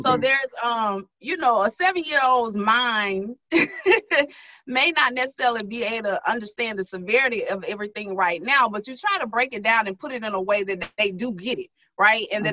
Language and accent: English; Starkville, Mississippi, United States; moved away as an adult; also born or lived in Jackson, Mississippi; now in Baton Rouge, United States; I'm from Starkville, Mississippi.